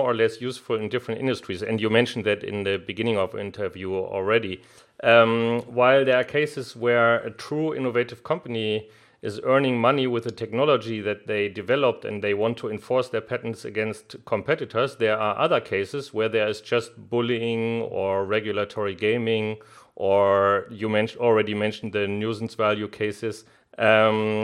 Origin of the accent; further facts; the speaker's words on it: Germany; I am from Germany